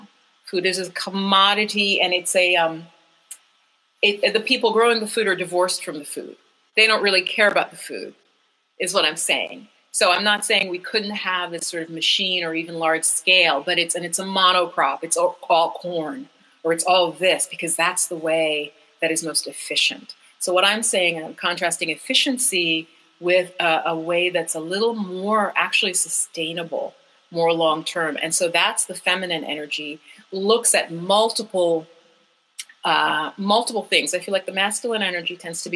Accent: Jamaica; We're a tropical people, I'm saying. I'm from Jamaica

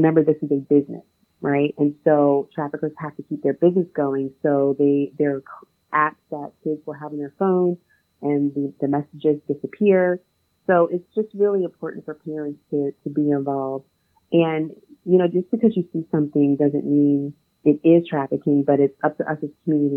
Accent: New Jersey, United States; I'm from New Jersey

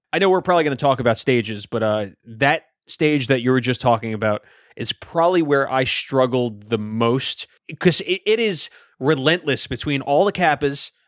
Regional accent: New York City, New York, United States; I grew up in Brooklyn

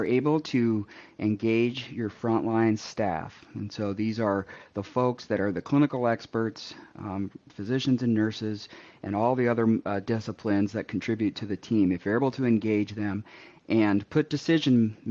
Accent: Seattle, Washington, United States; moved away as an adult; now in Nebraska, United States; I am originally from the West Coast, so I was raised in the Seattle area

